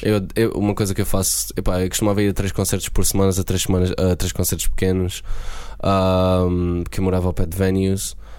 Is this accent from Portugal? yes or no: yes; Beja, Alentejo, Portugal; moved away as an adult; also born or lived in Hungary; now in London, United Kingdom; Beja como a minha cidade natal